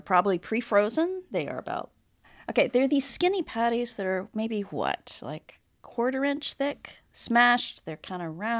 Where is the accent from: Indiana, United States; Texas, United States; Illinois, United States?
Texas, United States; I'm a Texan.